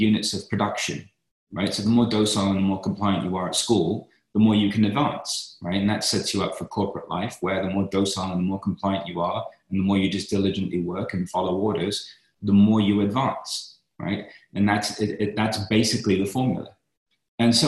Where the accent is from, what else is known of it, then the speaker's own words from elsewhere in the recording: London, United Kingdom; I grew up in East London